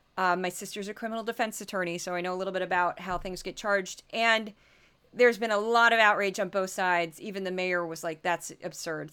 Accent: Midwest, Missouri accent, United States; accent: Missouri; I'm from the Midwest

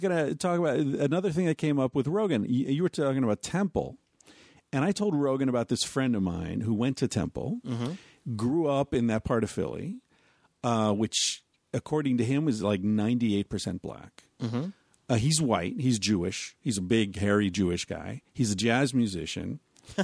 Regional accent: Beaver Falls, British Columbia, Canada; But, yeah, anyway, I grew up in Beaver Falls

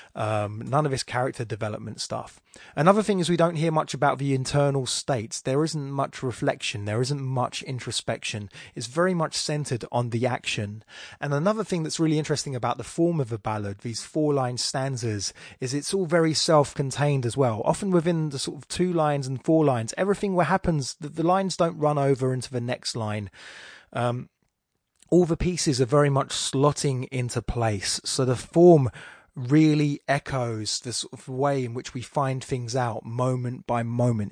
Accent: England, United Kingdom; accent: Estuary; my estuary accent

